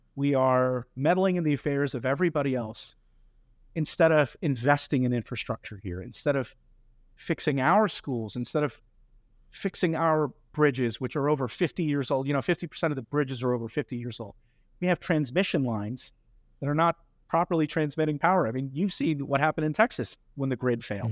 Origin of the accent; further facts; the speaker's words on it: India; now in United States; I grew up in India